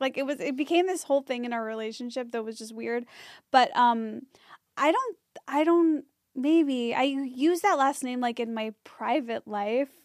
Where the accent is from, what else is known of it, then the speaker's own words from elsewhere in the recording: Skokie, Illinois, United States; moved away; in my hometown that's, like, Skokie